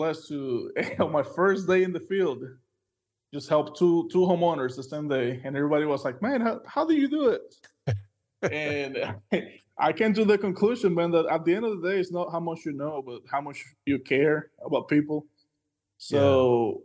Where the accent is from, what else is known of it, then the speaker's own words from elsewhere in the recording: Dominican Republic; moved away as an adult; now in Oklahoma, United States; born and raised in the Dominican Republic, you know, an island in the Caribbean